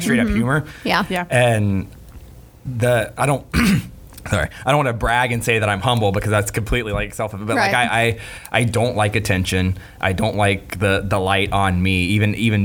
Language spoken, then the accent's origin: English; Merritt Island, Florida, United States; I'm from Merritt Island. I'm a city boy.